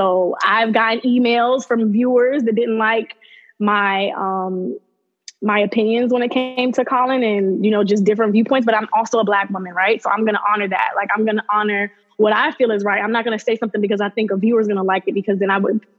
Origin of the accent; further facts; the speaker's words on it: Miami, Florida, United States; moved away as an adult; also born or lived in Augusta, Georgia / New York; now in Alabama, United States; I'm born and raised in South Florida. I lived in Augusta, Georgia for part of like my middle school career